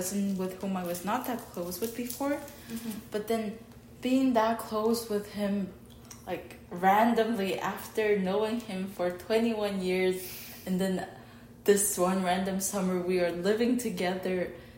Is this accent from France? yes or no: no; Mongolia; now in Pennsylvania, United States; a 21-year-old girl from Mongolia in Pennsylvania